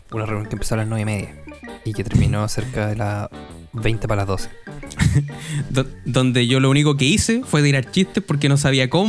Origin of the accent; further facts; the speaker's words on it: Chillán, Ñuble, Chile; yo soy de acá de Chillán